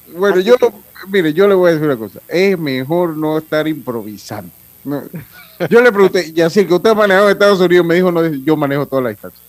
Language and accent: Spanish; Panama; como decimos nosotros en buen panameño